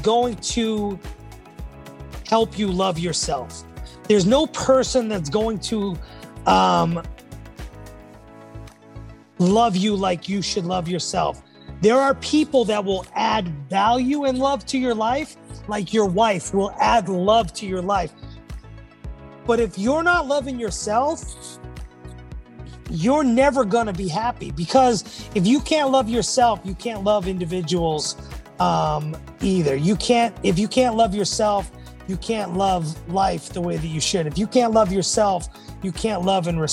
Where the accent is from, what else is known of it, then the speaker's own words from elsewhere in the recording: New England, United States; Growing up in New England